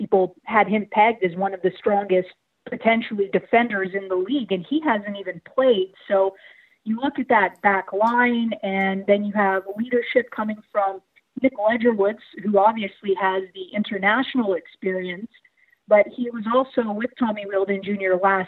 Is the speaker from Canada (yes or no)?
yes; Canada; as a Canadian